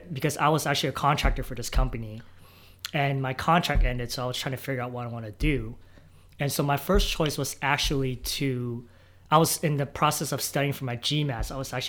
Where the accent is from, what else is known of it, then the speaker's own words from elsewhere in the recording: Silicon Valley, California, United States; moved away; I'm originally from Silicon Valley